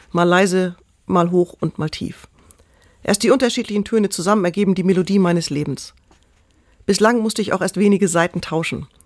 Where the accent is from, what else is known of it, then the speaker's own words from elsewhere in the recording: Kiel, Schleswig-Holstein, Germany; now in Elmshorn, Germany; ich bin in Kiel aufgewachsen, lebe jetzt mit meiner Frau in Emshorn